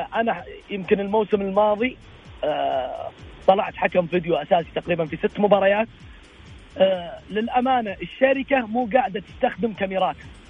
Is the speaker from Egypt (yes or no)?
no; Saudi Arabia; عندنا في السعوديه